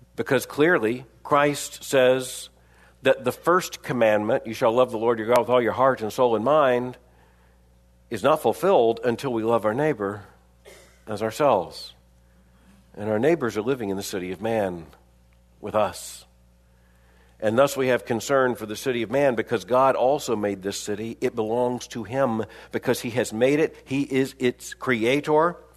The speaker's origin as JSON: {"language": "English", "region": "Florida", "country": "United States", "tie": "born or raised there", "said": "I grew up in Florida"}